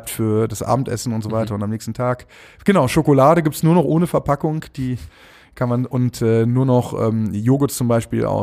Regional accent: Düsseldorf, North Rhine-Westphalia, Germany; born there; Erstmal herzliche Grüße an meine Geburtsstadt. Ich äh, komme ja gebürtig aus Düsseldorf.

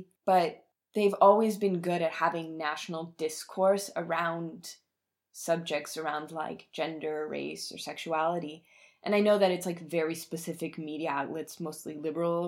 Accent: Bavaria, Germany; I'm from Bavaria

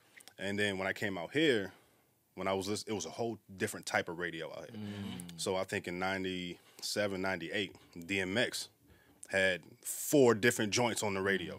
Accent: Long Beach, California, United States; moved away; also born or lived in East Coast; I'm from Long Beach, Los Angeles.

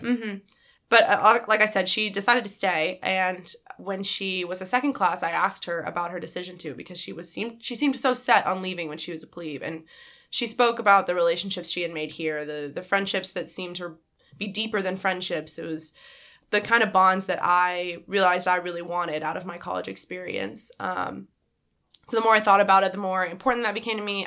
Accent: Dallas, Texas, United States; moved away as an adult; I'm originally from Dallas, Texas

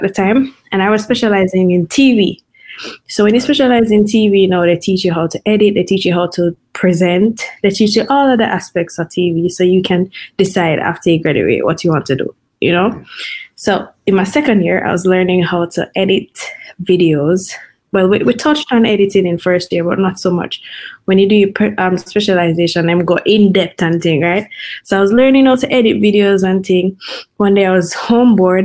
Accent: Kingston, Jamaica; I grew up in Kingston.

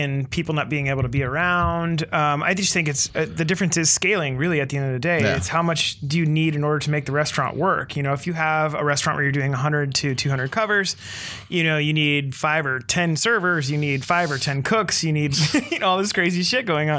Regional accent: Olympia, Washington, United States; now in Seattle, United States; I'm from here. I grew up in Olympia

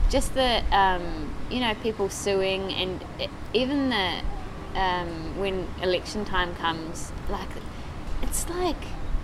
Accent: New Zealand; Oh, yeah, I'm from New Zealand, yes. I've been told, actually, when I talk to people from home, that I sound Australian.

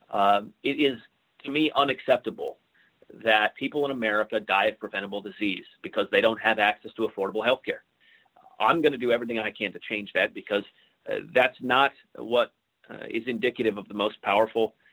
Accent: Ellensburg, Washington, United States; my hometown, Ellensburg, Washington

